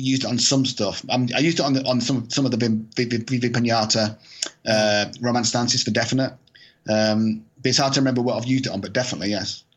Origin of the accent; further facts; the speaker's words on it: Scotland, United Kingdom; I'm Scottish